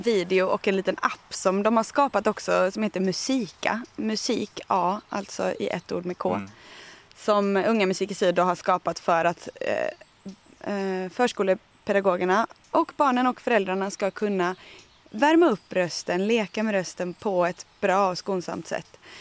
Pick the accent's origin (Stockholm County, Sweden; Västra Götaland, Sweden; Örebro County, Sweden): Västra Götaland, Sweden; Tjörn; now in Österlen, Sweden; jag kommer från västkusten, från Tjörn som ju är en jättefin ö med massa granitklippor och fantastisk kust